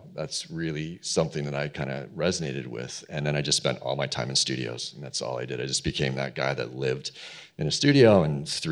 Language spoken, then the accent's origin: English; Toronto, Ontario, Canada; I'm from Toronto, Canada, originally.